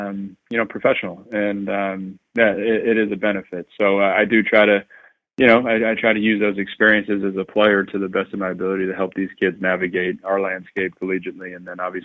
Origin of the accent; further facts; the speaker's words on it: New York City, New York, United States; moved away as an adult; I was raised obviously in Queens